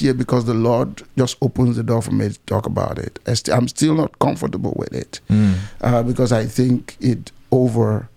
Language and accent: English; Nigeria; also born or lived in Cameroon; I was raised in Nigeria. I was raised partly in Nigeria, partly in Cameroon